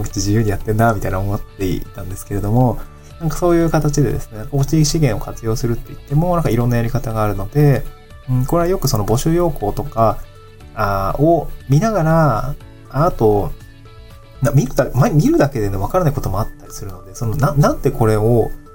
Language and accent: Japanese; Niigata, Japan; also born or lived in Tokyo; now in Awaji Island, Japan; 私の地元の新潟